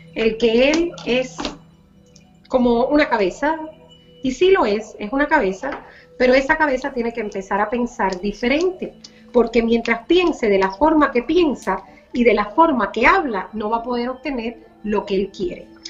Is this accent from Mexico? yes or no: no; Cuba; moved away; por la libertad de mi pueblo, por la libertad de mi Cuba